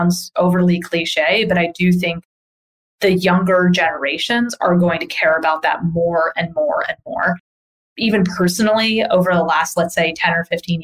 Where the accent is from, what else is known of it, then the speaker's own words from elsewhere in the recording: New York area, United States; also born or lived in Boston; I'm from the New York area. I lived in Boston for a number of years